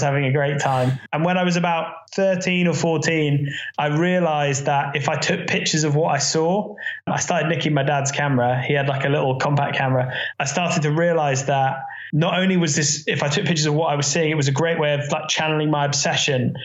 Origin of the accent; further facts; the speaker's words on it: near Reading, South East England, United Kingdom; I grew up near Reading